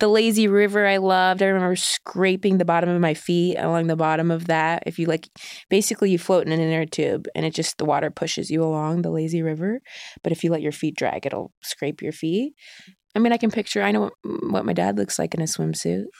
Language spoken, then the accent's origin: English; Ohio, United States; I grew up in Ohio